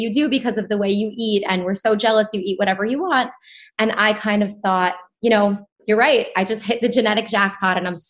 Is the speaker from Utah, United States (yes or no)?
no; New York, United States; I grew up in New York